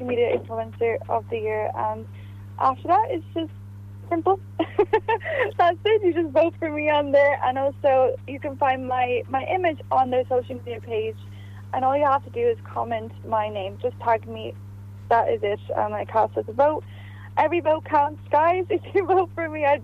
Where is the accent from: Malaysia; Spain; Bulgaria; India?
Bulgaria; moved away; also born or lived in Varna, Bulgaria; my home country, Bulgaria.